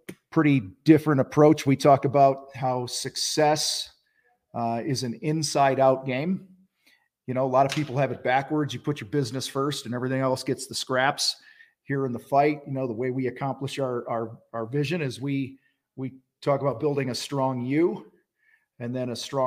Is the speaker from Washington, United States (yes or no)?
no; Wheaton, Illinois, United States; I grew up in Wheaton, Illinois, about an hour west of Chicago.